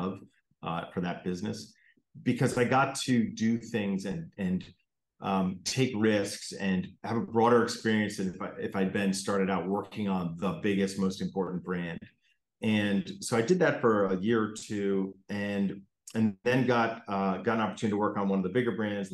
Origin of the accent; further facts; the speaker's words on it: Connecticut, United States; I grew up in Connecticut